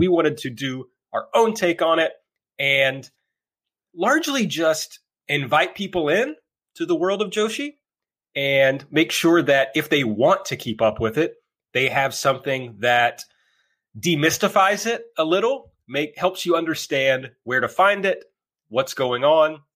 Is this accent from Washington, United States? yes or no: no; rural Kentucky, United States; now in Louisville, United States; I'm from the very rural part of Kentucky originally